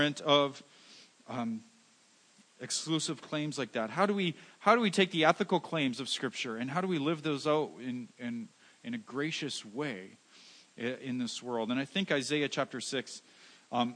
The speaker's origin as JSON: {"language": "English", "country": "Canada", "said": "we're Canadian"}